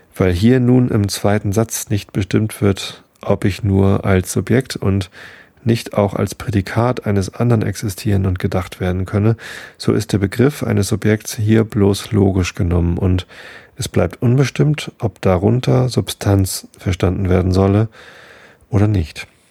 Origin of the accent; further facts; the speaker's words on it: Hamburg, Germany; Bin doch Hamburger